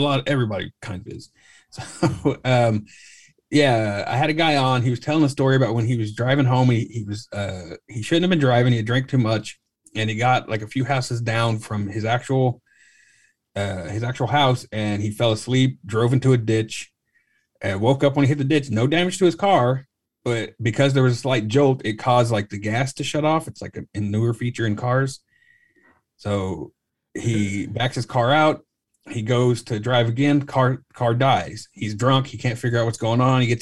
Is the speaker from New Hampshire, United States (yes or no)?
no; Tulsa, Oklahoma, United States; I grew up in Tulsa, Oklahoma, so it's not as big